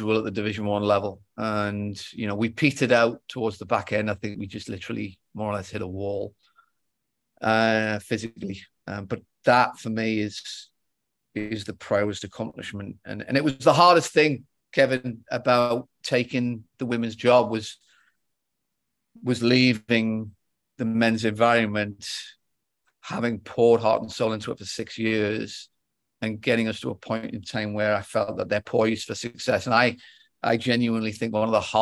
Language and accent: English; England, United Kingdom; also born or lived in Palo Alto; now in Worcester, United States; as an Englishman